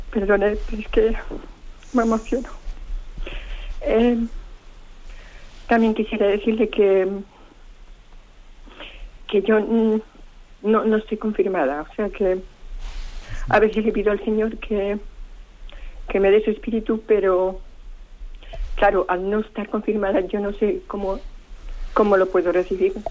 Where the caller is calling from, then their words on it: Alcobendas, Community of Madrid, Spain; de Alcobendas.